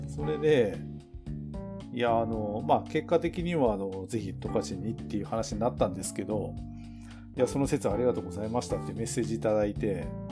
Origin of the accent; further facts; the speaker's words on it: Tokachi, Hokkaido, Japan; 僕らの地元の十勝